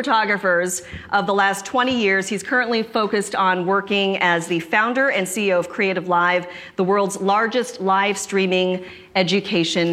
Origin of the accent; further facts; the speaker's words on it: Seattle, Washington, United States; This city, my hometown, is a powerhouse for innovation